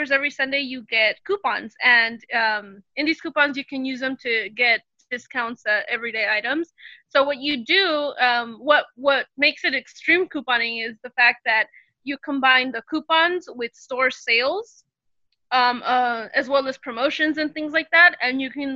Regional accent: California, United States; now in Texas, United States; I am a Californian living in Texas

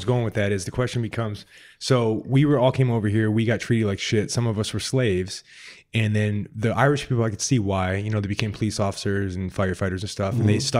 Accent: Sicily, Italy; Mm-hmm. Yes, mine did too. I'm from Sicily.

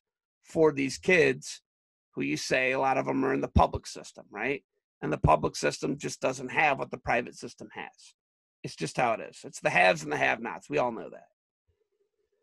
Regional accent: United States; I'm American

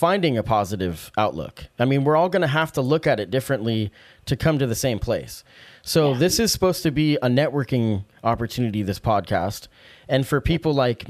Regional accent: Salem, United States; Growing up in Salem

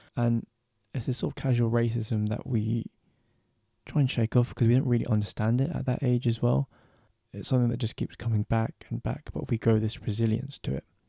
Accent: London, United Kingdom; I'm from London

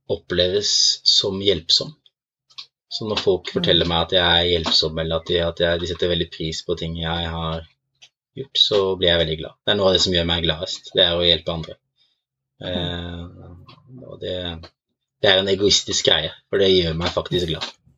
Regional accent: Norway; jeg er fra Norge

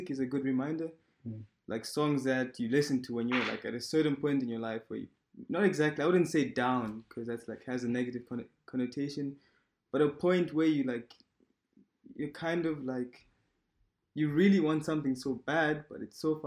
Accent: Malawi; now in Germany; I'm in Germany and I'm originally from Malawi.

